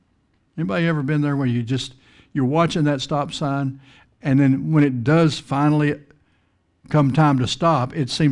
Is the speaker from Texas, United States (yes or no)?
yes; Texas, United States; I grew up out in West Texas, plains of the Texas Panhandle